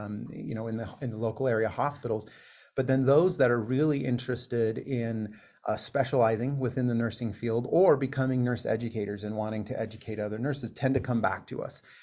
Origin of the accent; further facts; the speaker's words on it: Utah, United States; moved away as an adult; also born or lived in Iowa / South Florida; now in Pocatello, United States; I grew up, uh, in, in Utah